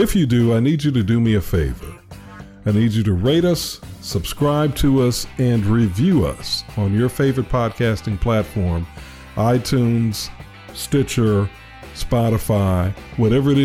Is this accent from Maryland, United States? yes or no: no; Chicago, Illinois, United States; now in Alabama, United States; I grew up in Chicago.